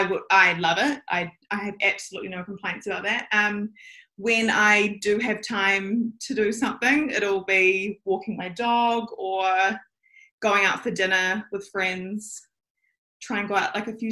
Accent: Auckland, New Zealand; I am born and raised in Auckland

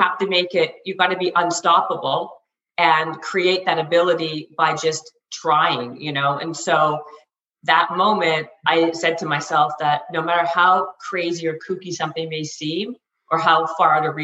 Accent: Canada; now in Los Angeles, United States

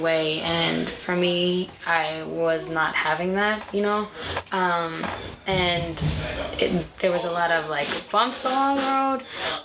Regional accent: Portland, Maine, United States; I was born in Portland, Maine. I was raised there as well.

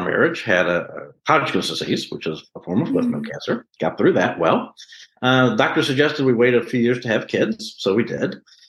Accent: Memphis, Tennessee, United States; moved away as an adult; also born or lived in St. Louis, Missouri; now in Texas, United States; I was born and raised in Memphis, Tennessee.

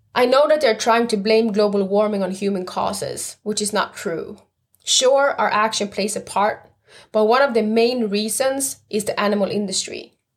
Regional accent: Stockholm, Stockholm County, Sweden; I was brought up and born and raised in Stockholm, Sweden

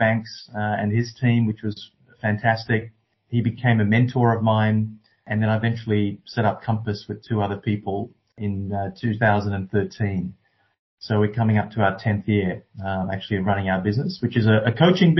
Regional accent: Canberra, Australian Capital Territory, Australia; born or raised there; also born or lived in Sri Lanka

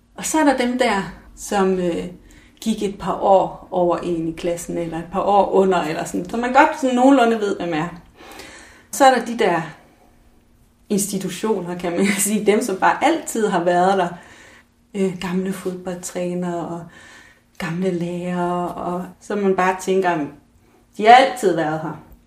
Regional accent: Mols, Central Denmark Region, Denmark; moved away as an adult; da jeg flyttede fra Mols

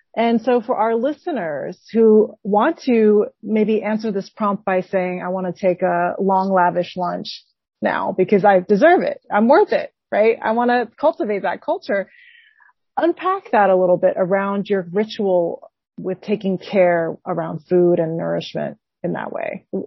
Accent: Taiwan; I'm from Taiwan

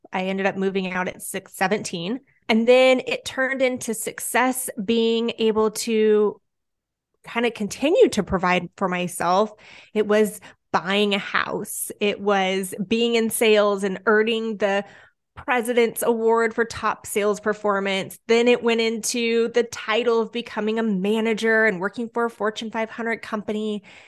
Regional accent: Southern California, United States; I'm born and raised in Southern California.

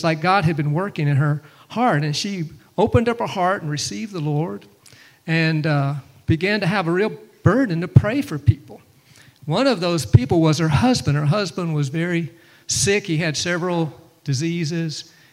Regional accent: Pensacola, Florida, United States; moved away; I'm actually more from Pensacola area over there. Grew up in that area more

